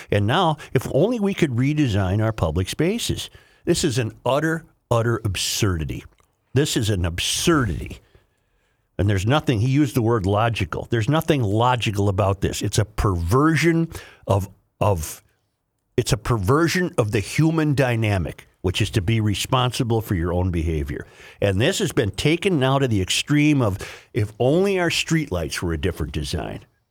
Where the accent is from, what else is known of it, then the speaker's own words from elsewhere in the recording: Saint Paul, Minnesota, United States; I, I grew up in Saint Paul. I love Saint Paul